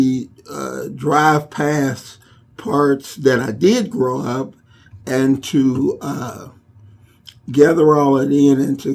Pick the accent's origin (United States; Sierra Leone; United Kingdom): United States; Chicago, Illinois; moved away; growing up in Inglewood